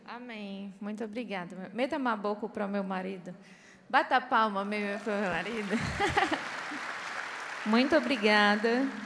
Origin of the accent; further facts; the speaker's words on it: Fortaleza, Ceará, Brazil; moved away as an adult; now in Angola; eu lembro quando eu era adolescente lá em Fortaleza